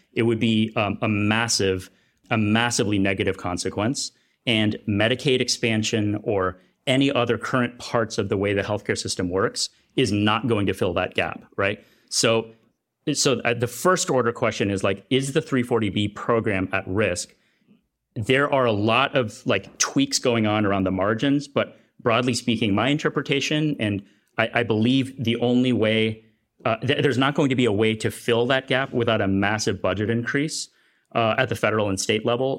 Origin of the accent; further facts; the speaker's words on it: United States; also born or lived in Kenya; in my home country